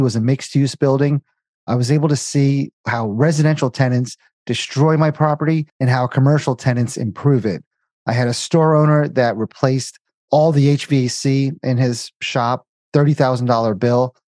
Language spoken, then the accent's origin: English; New Jersey, United States; moved away as an adult; also born or lived in Indiana / Cincinnati; born and raised in Jersey, went to school in Indiana, got a job in Cincinnati